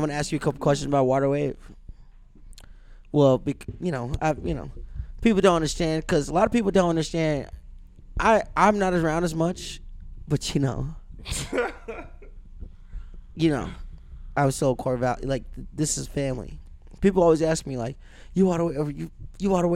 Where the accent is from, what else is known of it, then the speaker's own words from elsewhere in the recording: Minneapolis area, Minnesota, United States; we're from here